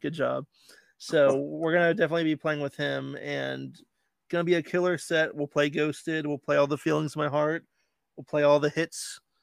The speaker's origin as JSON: {"language": "English", "town": "Land O' Lakes", "region": "Florida", "country": "United States", "tie": "born or raised there", "said": "Land Lakes is my hometown."}